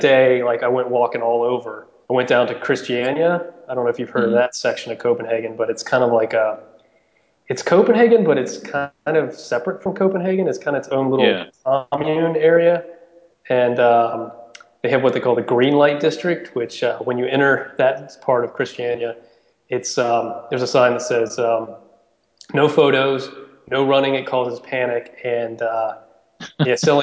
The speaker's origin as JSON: {"language": "English", "country": "United States"}